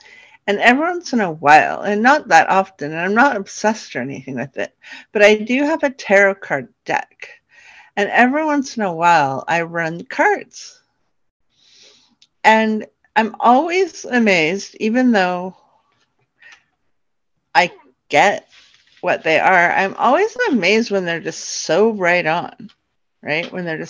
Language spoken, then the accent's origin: English; New York, United States; also born or lived in California; then kind of shifted down into New York. And that's where I lived when I was a little girl, although I was born in California. And then we moved back to New York, where I got to be around lots of genetic family.